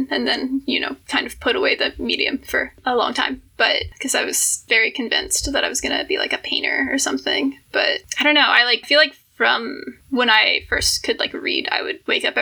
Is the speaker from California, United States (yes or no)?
no; Charleston, South Carolina, United States; moved away as an adult; now in Chicago, United States; I'm from Charleston, so like South Carolina